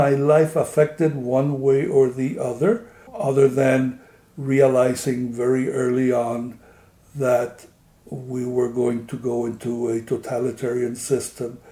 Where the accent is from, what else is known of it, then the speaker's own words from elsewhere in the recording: Havana, Cuba; moved away as an adult; now in United States; I was born in Havana, Cuba in 1944. We had a very large family